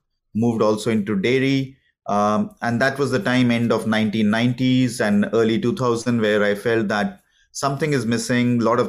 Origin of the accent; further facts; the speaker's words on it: India; moved away as an adult; I'm an Indian. I was born in India. So my a big part of my life, I would say, until, if I remember correctly, until early 2000, I've been in India. So I studied there, did my engineering, did also a management degree in India.